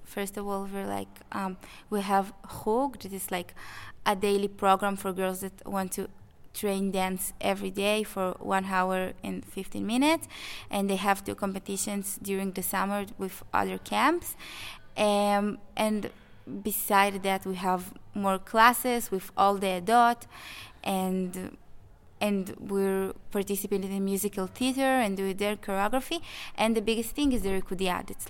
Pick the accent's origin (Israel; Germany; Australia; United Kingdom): Israel; We're from Israel.